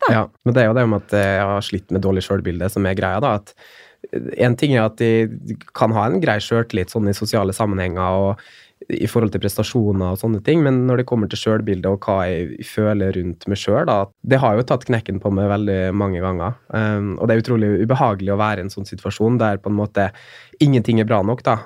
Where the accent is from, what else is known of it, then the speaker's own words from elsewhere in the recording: Molde, Møre og Romsdal, Norway; moved away as an adult; also born or lived in Oslo; flytte hjem og komme hjem til familien min og, og der jeg vokste opp